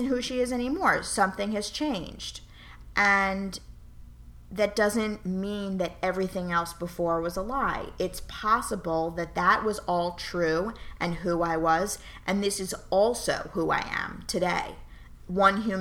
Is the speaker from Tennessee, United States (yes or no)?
no; New York City, New York, United States; moved away as an adult; also born or lived in Pittsburgh; born and raised in New York City